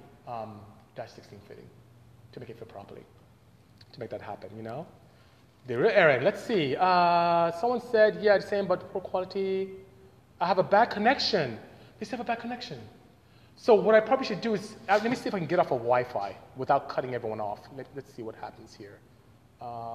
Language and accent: English; Nigeria; moved away; I'm actually from Nigeria. I'm from West Africa. Grew up in West Africa. Went to primary school there, secondary school